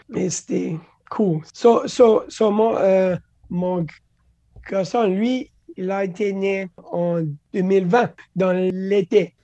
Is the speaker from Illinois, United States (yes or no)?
no; Louisiana, United States; French is a second language; moved away as an adult; also born or lived in California; now in Florida, United States; quand j'ai déménagé dehors de la Louisiane, resté dans la Californie